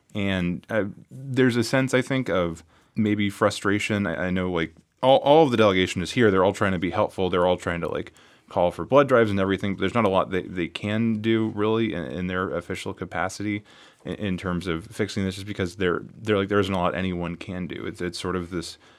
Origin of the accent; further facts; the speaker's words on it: California, United States; now in Las Vegas, United States; my hometown in California